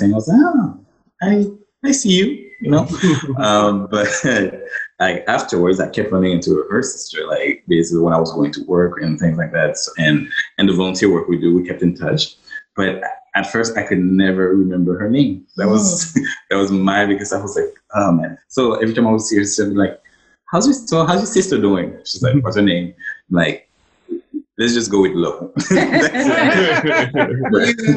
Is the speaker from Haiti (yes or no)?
yes; Haiti; now in Ottawa, Canada; Regular guy from Ottawa, born and raised in Haiti